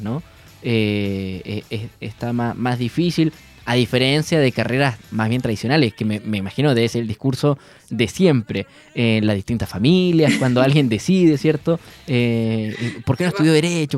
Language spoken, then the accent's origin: Spanish; Punta Arenas, Magallanes and Chilean Antarctica, Chile; moved away; yo soy de Punta Arena, entonces lluvia ya tuve ya mucho, mucho